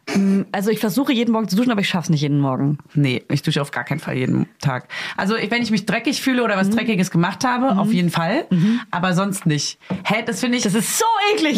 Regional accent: Hof, Bavaria, Germany; moved away; Ich komme ja aus Hof, also bisschen aus dem Umland.

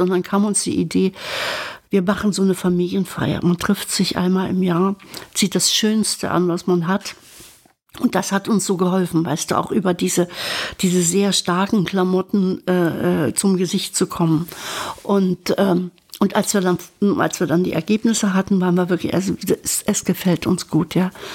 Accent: Berka, Thuringia, Germany; moved away; ich kam aus diesem Dorf Berka, die in Sondershausen war fünf Kilometer entfernt

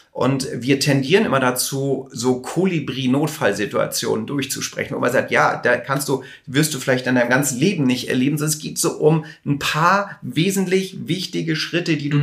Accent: Hamburg, Germany; ich komme aus Hamburg

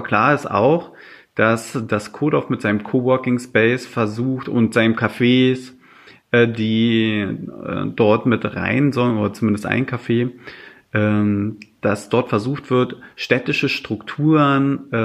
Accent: Brandenburg, Germany; Ja, meine alte Heimat.

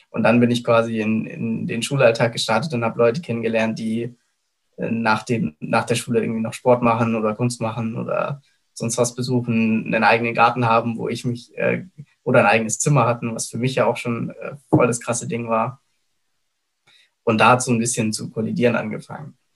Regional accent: Germany; Und so bin ich quasi in Deutschland geboren und aufgewachsen.

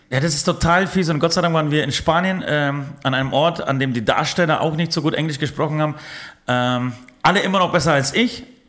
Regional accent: Poland; moved away; ich komme aus Polen

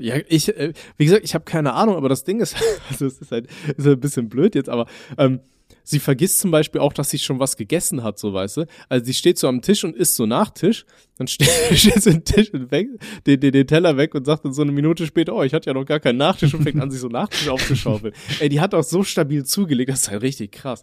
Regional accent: Aachen, North Rhine-Westphalia, Germany; bei uns in Aachen

